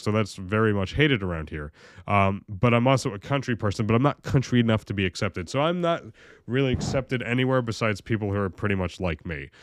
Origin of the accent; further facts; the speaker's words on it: Oneonta, New York, United States; I was born in Oneonta, very very, very busy side of that town, you know? I was right on South Side. My backyard, you could literally stare at the South Side Mall